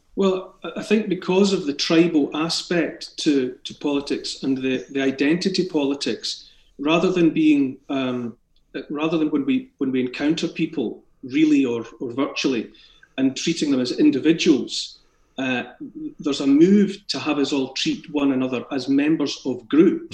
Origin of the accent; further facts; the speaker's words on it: Scotland, United Kingdom; accent: Scottish; born in Scotland and raised in Scotland. I have a Scottish accent